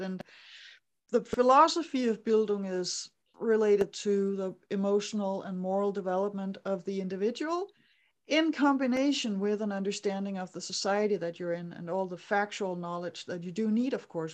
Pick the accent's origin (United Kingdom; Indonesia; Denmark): Denmark; I grew up in Denmark